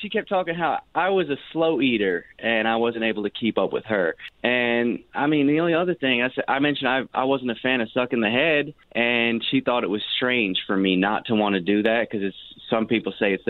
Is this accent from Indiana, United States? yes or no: no; Louisiana, United States; We're both from Louisiana.